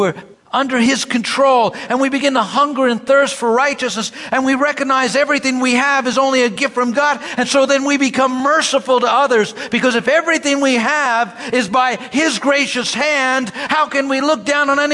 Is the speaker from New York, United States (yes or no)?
yes; New York City, New York, United States; when I grew up in Brooklyn, I would pick people up for church.